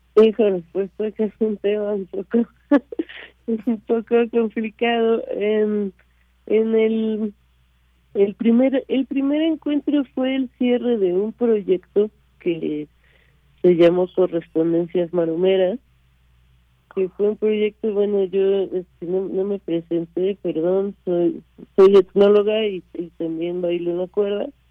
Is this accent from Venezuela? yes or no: no; Mexico; also born or lived in France; yo soy franco mexicana, nací en Francia y crecí en México